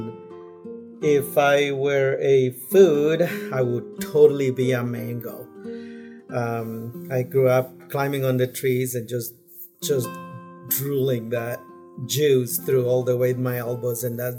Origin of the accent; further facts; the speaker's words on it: Guatemala; moved away; I'm originally from Guatemala, an agronomist.